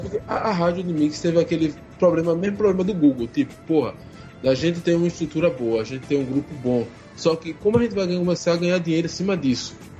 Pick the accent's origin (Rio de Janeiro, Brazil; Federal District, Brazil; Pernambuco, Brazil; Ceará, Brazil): Pernambuco, Brazil; eu sou daqui de Pernambuco